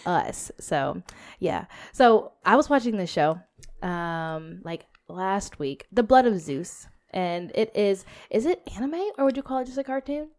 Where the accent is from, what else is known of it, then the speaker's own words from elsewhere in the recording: United States; I'm American and African American